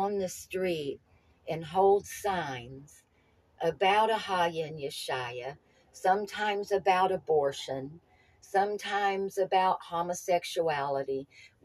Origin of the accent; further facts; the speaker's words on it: Knoxville, Tennessee, United States; I was born in Knoxville, lived close to Nashville